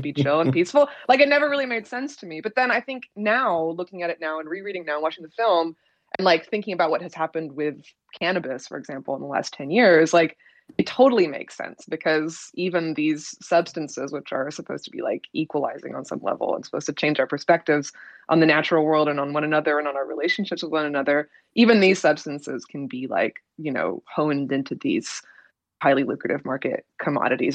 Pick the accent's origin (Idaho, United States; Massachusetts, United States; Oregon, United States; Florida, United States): Oregon, United States; I'm from Oregon